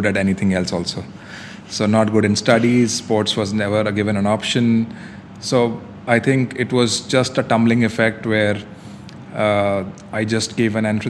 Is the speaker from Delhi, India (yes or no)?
yes; Delhi, India; now in Dubai, United Arab Emirates; I'm from old part of Delhi, which is still considered to be the foodie paradise.